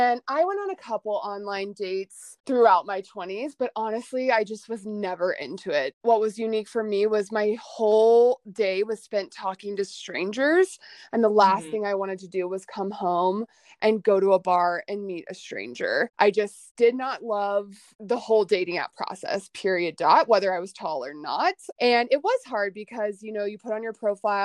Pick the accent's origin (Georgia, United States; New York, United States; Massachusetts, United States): Georgia, United States; Atlanta; moved away as an adult; also born or lived in Dallas, Texas; I was born and raised in Atlanta, Georgia, and went to SMU in Dallas for college